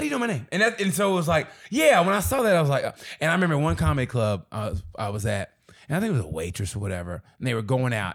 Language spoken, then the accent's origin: English; Oklahoma, United States; moved away as an adult; also born or lived in Kansas City / Chicago / Dallas / Los Angeles; I grew up in Oklahoma